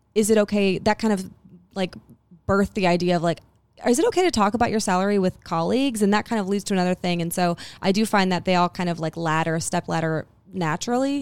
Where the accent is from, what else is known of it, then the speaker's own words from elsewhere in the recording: Huntsville, Alabama, United States; that we are from Huntsville